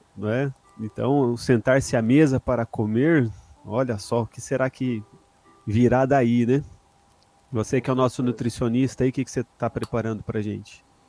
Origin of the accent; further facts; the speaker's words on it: Brazil; now in Japan; Nós brasileiros